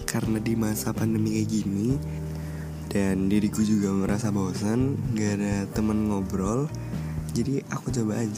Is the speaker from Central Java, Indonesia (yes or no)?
yes; Banyumas, Central Java, Indonesia; born there; Aku lahir di Banyumas 5 November 2003